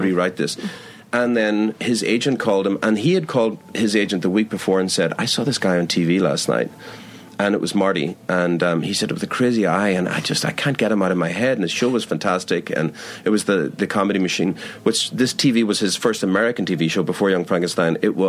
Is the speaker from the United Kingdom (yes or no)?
yes; Belfast, Northern Ireland, United Kingdom; also born or lived in Sligo, Ireland; when I was a kid in Belfast, we moved around a bit. And then, I mean, in Ireland, we moved from Belfast to Sligo.